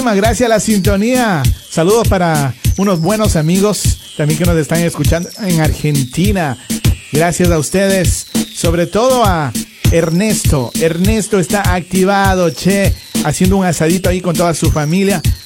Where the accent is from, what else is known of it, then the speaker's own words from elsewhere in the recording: Ecuador; now in United States; Yo me siento orgulloso de ser ecuatoriano y de vivir en los Estados Unidos